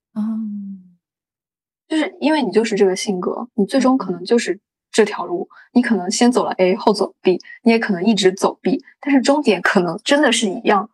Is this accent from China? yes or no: yes; China; 从我们中国人的角度来说